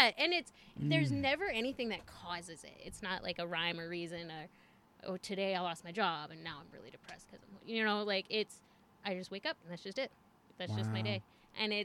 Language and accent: English; New Mexico, United States; I was born in New Mexico, raised here basically